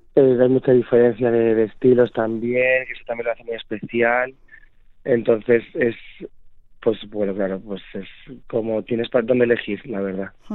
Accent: Zamora, Castile and León, Spain; moved away as an adult; now in Madrid, Spain; Soy zamorano

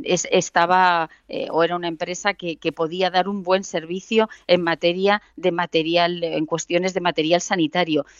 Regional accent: a village in Ciudad Real, Castilla-La Mancha, Spain; yo soy de un pueblo de Ciudad Real

